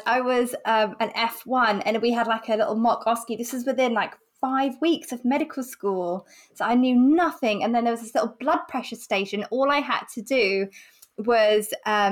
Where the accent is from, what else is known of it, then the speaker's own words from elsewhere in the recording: Essex, East of England, United Kingdom; accent: Essex; when I'm more chilled, I think my Essex accent comes out a bit more